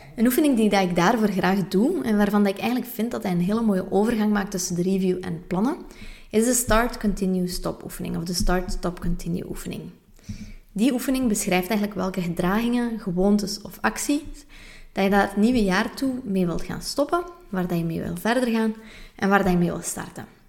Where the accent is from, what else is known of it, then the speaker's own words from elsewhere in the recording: West Flanders, Belgium; now in Antwerp, Belgium; als West-Vlaming